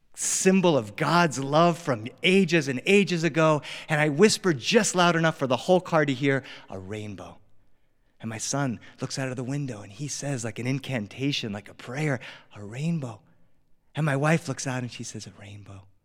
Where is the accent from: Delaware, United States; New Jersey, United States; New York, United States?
Delaware, United States; now in Los Angeles, United States; I grew up on the East Coast. I grew up in Delaware